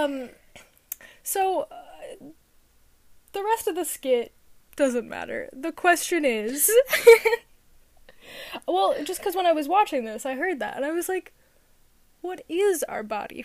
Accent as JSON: {"language": "English", "region": "New York", "country": "United States", "said": "a New York accent because it's too close to my native accent"}